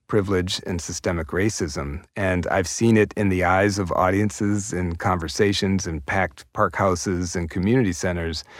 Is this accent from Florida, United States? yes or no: no; Minneapolis, Minnesota, United States; I was born and raised in South Minneapolis, in the Powderhorn neighborhood